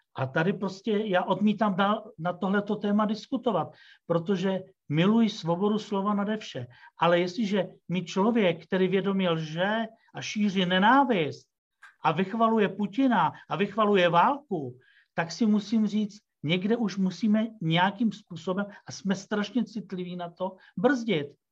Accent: Czechia; also born or lived in Russia; jako Čech, který tu žije

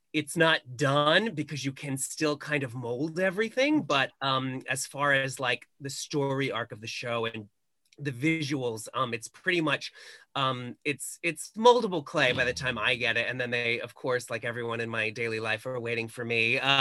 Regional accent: Long Island, New York, United States; now in Los Angeles, United States; I am from a foreign country off the coast of New York called Long Island

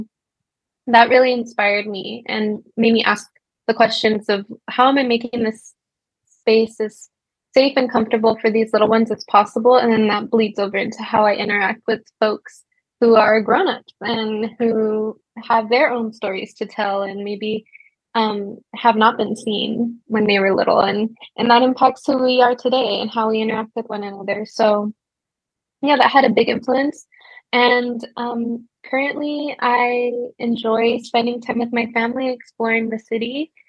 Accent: Los Angeles, California, United States; And I'm from Los Angeles. I was a former educator, K-3.

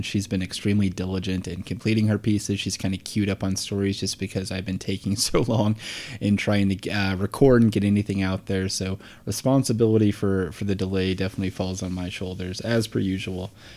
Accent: Portland, Oregon, United States; I'm from Portland here

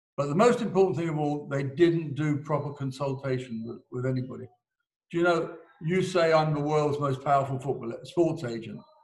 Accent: England, United Kingdom; I'm English

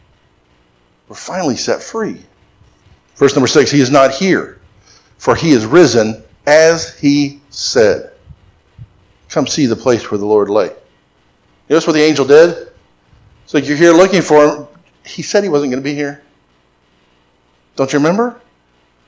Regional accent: Florida, United States; I grew up in Florida

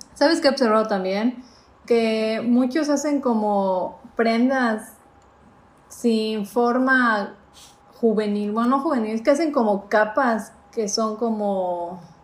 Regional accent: Yucatán, Mexico; nosotros siendo yucatecas

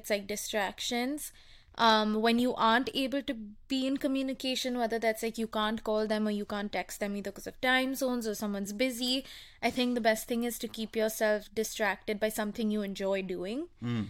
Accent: India; I'm Indian.

